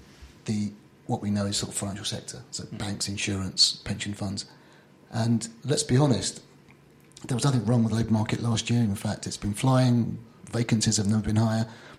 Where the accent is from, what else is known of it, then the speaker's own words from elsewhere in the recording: London, United Kingdom; I grew up in North London, just in, on the doorstep of Highbury. I went to Holloway School, Chaffinal Park School.